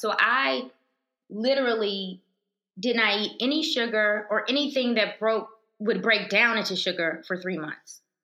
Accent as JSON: {"language": "English", "region": "Alabama", "country": "United States", "tie": "born or raised there", "also_born_or_lived": "Virginia", "moved": "as an adult", "said": "I grew up in Alabama. I'm a country girl"}